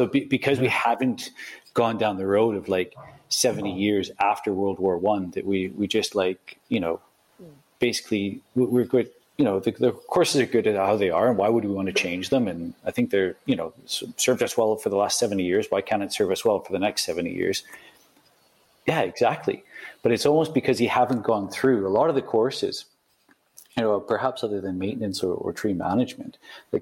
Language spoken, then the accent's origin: English; Canada; moved away as an adult; also born or lived in London, United Kingdom; now in United Kingdom; I'm coming from Canada. So, you know, I grew up, like, you know, buying Golf Digest magazine